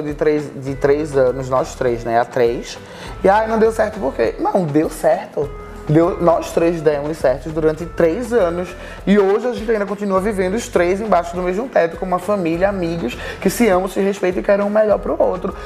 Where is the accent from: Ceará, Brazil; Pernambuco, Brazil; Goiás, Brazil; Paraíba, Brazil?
Pernambuco, Brazil; Recife; moved away as an adult; now in Rio de Janeiro, Brazil; E quando a gente se mudou pro Rio, a gente era de Recife, a gente veio de Recife junto pro, pro Rio de Janeiro